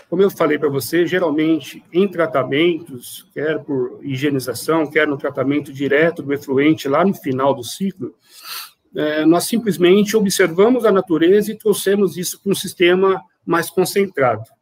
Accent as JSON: {"language": "Portuguese", "region": "São Paulo", "country": "Brazil", "said": "Eu venho é, de uma área muito maior, eu venho de São Paulo, né?"}